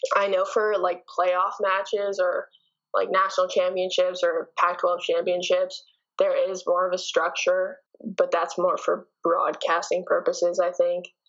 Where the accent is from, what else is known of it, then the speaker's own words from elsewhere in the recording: Canada; moved away as an adult; I'm from Canada